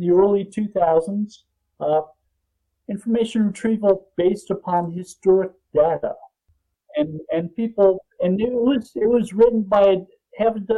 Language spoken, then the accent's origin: English; Jersey Shore, New Jersey, United States; moved away as an adult; also born or lived in Ohio / Cincinnati / Havre de Grace, Maryland; now in San Diego, United States; I grew up on the Jersey Shore